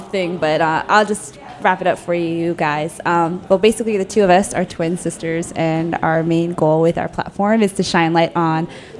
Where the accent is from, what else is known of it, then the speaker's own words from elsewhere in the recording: Silver Spring, Maryland, United States; also born or lived in Ithaca, New York; now in Washington, D.C., United States; we grew up not too far from DC. We're from Silver Spring originally.